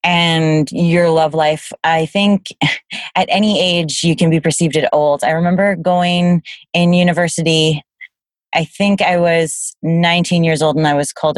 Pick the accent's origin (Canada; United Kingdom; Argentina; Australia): Canada; I am from Canada